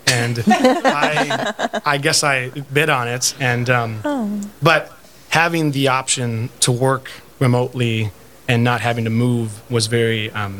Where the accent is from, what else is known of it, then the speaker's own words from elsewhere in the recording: Crookston, Minnesota, United States; I grew up in Crookston, Minnesota